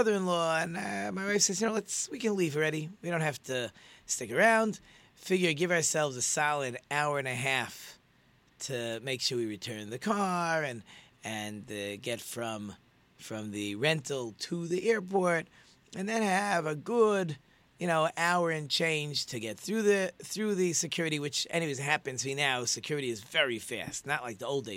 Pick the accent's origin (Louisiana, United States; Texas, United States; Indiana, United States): Indiana, United States; Muncie; now in Detroit, United States; I'm from Muncie